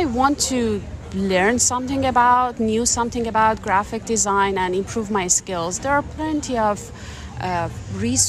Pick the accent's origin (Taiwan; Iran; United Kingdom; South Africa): Iran; moved away; I'm originally from Iran. I moved here 18 years ago.